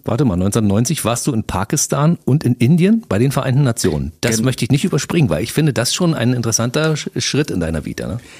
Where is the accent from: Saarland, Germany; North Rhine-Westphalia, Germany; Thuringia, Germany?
North Rhine-Westphalia, Germany; Ruhr area; moved away as an adult; also born or lived in Aachen; now in Cottbus, Germany; geboren im Ruhrgebiet, im südlichen Rand des Ruhrgebiets 1960